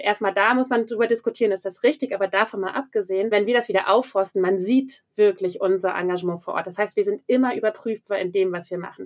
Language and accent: German; near the Wendland, Gorleben, Lower Saxony, Germany; now in Berlin, Germany; Ich komme aus der Nähe vom Wendland, Gorleben, Anti-Atomkraftbewegung. Das ist sozusagen auch immer etwas, mit dem ich groß geworden bin